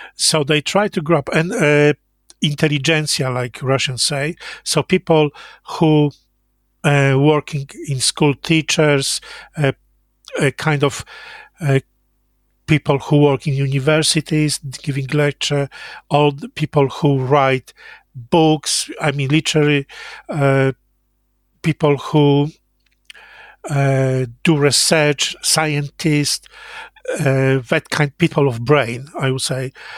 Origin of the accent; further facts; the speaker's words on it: Jawor, Lower Silesian Voivodeship, Poland; English is a second language; moved away; I was born in Jawor, a little town in southwest Poland